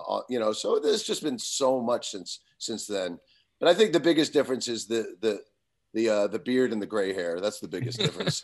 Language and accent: English; Long Island, New York, United States; growing up in Long Island, you know, in nineteen eighty-one, eighty-two, eighty-three